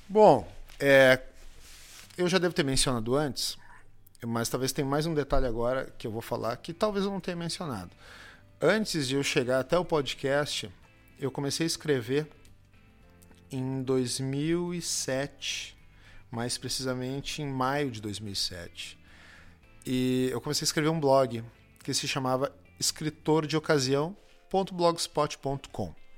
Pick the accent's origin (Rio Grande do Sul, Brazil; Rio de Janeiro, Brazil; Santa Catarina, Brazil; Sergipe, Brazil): Rio Grande do Sul, Brazil; accent: gaúcho; o nosso sotaque